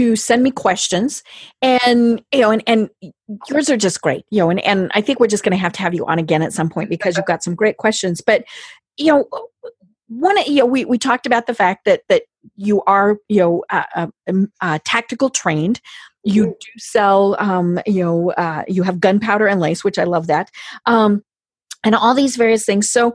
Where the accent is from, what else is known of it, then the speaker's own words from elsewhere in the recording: Colorado, United States; I'm from Colorado